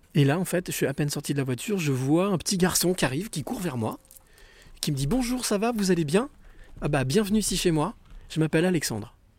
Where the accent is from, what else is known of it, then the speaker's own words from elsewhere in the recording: Normandy, France; moi, je suis normand